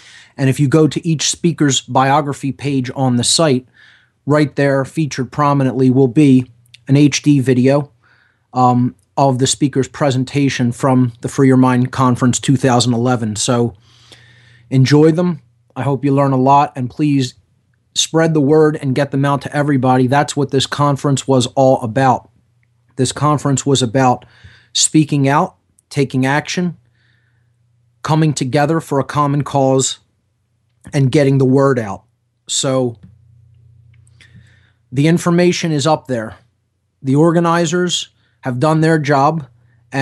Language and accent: English; Philadelphia, Pennsylvania, United States; right here in Philadelphia, my hometown